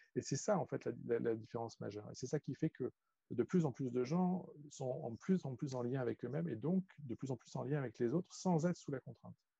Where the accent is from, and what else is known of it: France; also born or lived in China